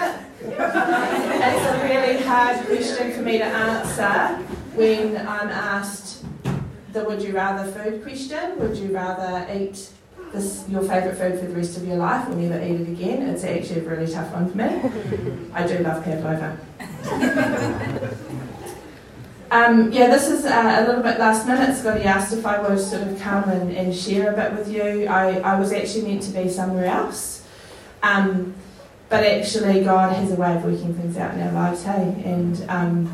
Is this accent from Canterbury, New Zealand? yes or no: no; Masterton, Auckland, New Zealand; also born or lived in Wellington; now in Auckland, New Zealand; I was born in Masterton.